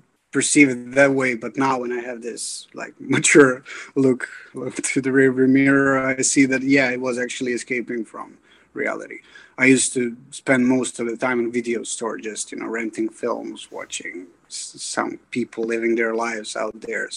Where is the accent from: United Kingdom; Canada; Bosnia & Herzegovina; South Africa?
Bosnia & Herzegovina; now in Dublin, Ireland; I grew up in Bosnia and Herzegovina